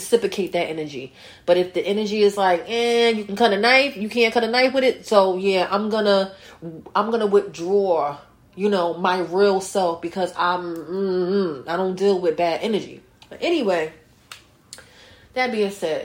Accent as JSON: {"language": "English", "region": "North New Jersey", "country": "United States", "tie": "born or raised there", "said": "North New Jersey again. My hometown."}